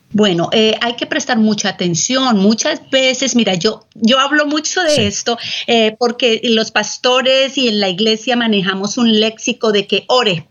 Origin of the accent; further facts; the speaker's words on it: Colombia; moved away as an adult; now in San Antonio, United States; yo soy colombiana